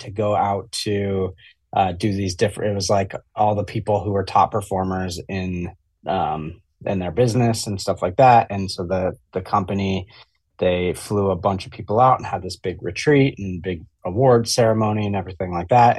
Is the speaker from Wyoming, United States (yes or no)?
yes; Jackson, Wyoming, United States; I grew up in Jackson Hole, Wyoming